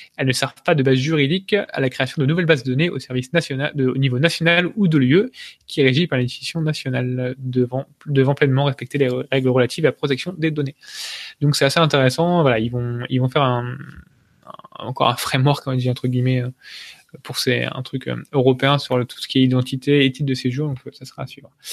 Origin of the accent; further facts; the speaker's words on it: France; on est français, on est chauvin